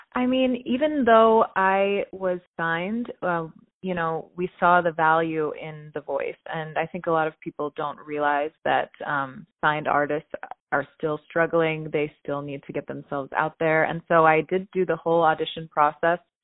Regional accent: Pittsburgh, Pennsylvania, United States; I was born in Pittsburgh, Pennsylvania

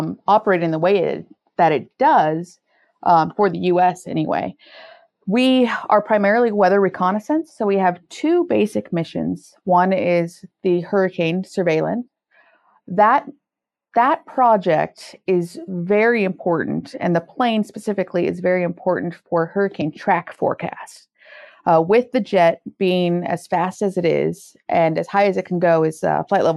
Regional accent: California, United States; I'm from California

